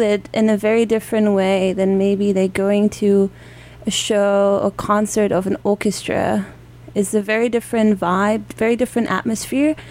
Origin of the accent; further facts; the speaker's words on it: Dortmund, North Rhine-Westphalia, Germany; also born or lived in San Francisco; I come from Germany. Uh, right now, I don't come from Germany though, uh-huh. but um, I come from Dortmund, which is the city in the northwest of Germany.